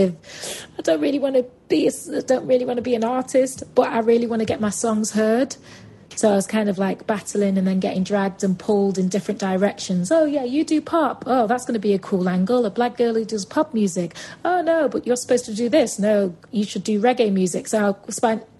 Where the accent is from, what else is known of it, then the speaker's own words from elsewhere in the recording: Manchester, North West England, United Kingdom; accent: Mancunian; my Mancunian accent